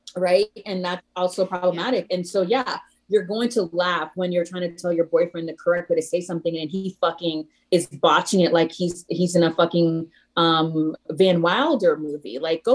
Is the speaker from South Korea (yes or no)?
no; Haiti; born there; I was born in Haiti and having an immigrant childhood